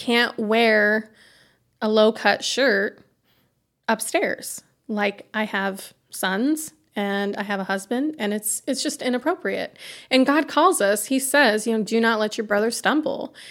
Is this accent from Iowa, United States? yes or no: yes; Iowa, United States; moved away as an adult; now in Pontiac, United States; we're from Iowa